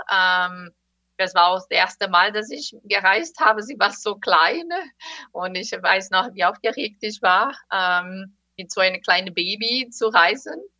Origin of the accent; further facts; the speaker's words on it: Brazil; German is a second language; now in United States; ich komme komm aus Brasilien